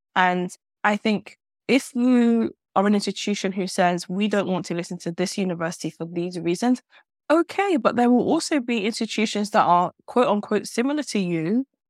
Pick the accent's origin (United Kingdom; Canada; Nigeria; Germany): United Kingdom; London; moved away; I'm a Londoner. I came home to London to do my master's at SOAS